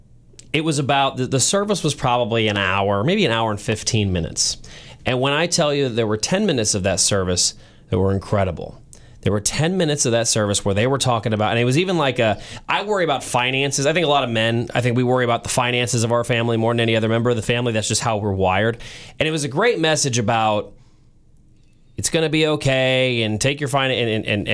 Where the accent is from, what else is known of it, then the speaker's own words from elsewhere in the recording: St. Louis, Missouri, United States; moved away as an adult; now in Kansas City, United States; you are like me and you grew up in St. Louis, you live in Kansas City now